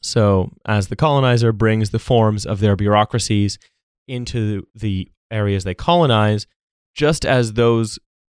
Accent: Canada; born there; because I was born in Canada, that I was then given a Canadian passport

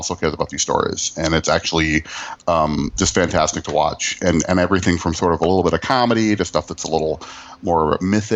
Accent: Midwest, United States; I'm from the Midwest

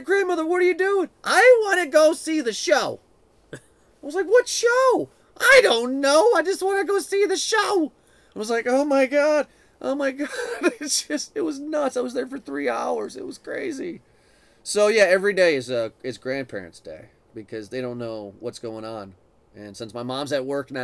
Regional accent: Swanton, United States; Swanton, my hometown and where we live now

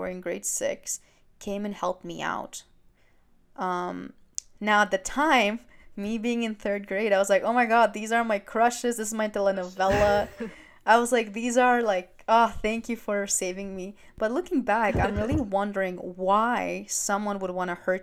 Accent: Greece; moved away; I was born in Greece, but I'm Albanian

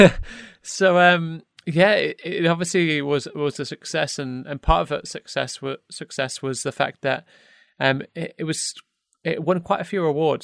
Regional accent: United Kingdom; even as British, British folk

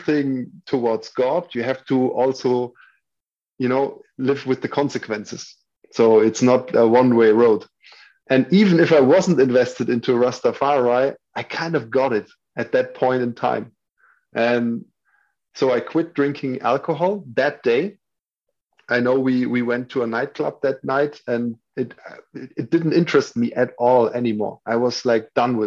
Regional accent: Würzburg, Bavaria, Germany; moved away as an adult; also born or lived in Berlin; my hometown. Würzburg is a small town in the south of Germany.

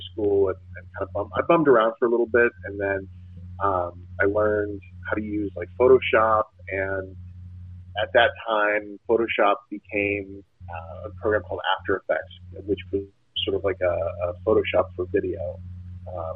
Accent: Los Gatos, California, United States; moved away; also born or lived in New York; I grew up in the Bay Area. So I grew up in Los Gatos, California, which is a suburb of San Jose

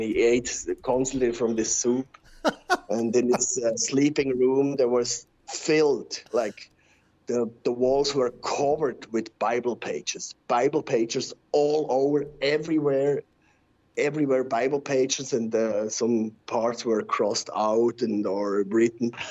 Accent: Switzerland; first language Swiss German; English is a second language; I'm from Switzerland.

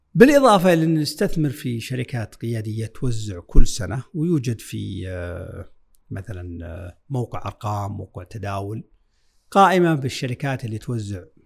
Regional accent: Saudi Arabia; عندنا في السعودية

